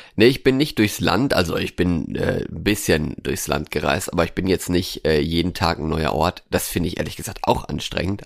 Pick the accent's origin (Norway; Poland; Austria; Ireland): Norway; now in Germany; in Norwegen, in meiner alten Heimat